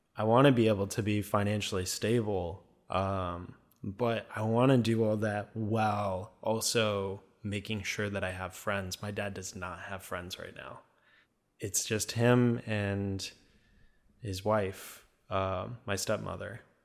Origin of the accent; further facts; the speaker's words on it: Minnesota, United States; accent: Minnesotan; also born or lived in Duluth, Minnesota; I have a Minnesotan accent a little bit